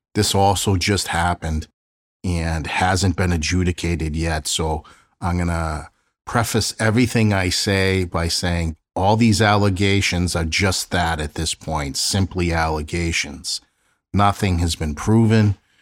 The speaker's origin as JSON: {"language": "English", "town": "Boston", "region": "Massachusetts", "country": "United States", "tie": "born or raised there", "said": "my hometown of South Boston"}